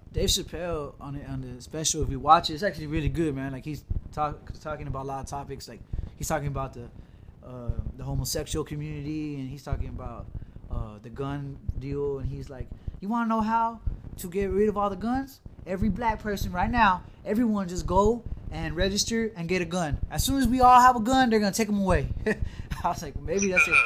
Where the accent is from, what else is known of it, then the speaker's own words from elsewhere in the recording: United States; as an American